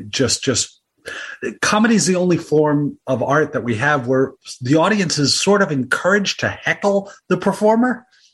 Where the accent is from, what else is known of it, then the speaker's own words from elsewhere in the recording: New York, United States; now in Portland, United States; I grew up in New York. I live now in Portland, Oregon. I've always lived on the coasts.